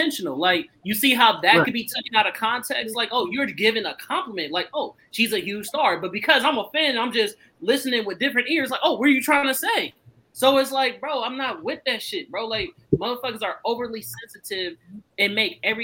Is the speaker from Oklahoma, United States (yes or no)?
no; the Bay Area, California, United States; I come from the Bay